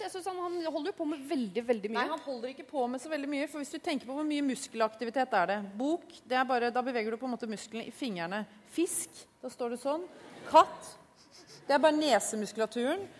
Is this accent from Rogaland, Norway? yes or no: no; Oslo, Norway; jeg er jo fra Oslo vest.